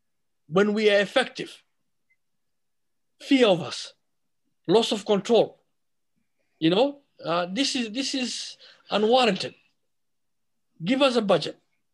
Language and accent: English; United States; I told them I'm an American. We don't run, we don't hide, and we don't back down, you know? We are Americans.